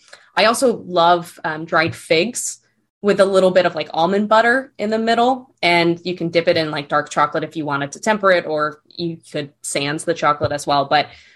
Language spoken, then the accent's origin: English; East Coast, United States; You know, growing up on the East Coast, maple, like real maple syrup